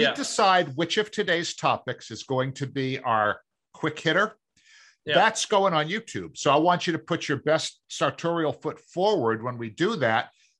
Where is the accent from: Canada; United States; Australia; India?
United States; Massachusetts; accent: Boston; moved away; I mean, when I grew up in the Massachusetts area, I had this wicked bad Boston accent, which I, you know, was able to lose, you know, along the way by not living there.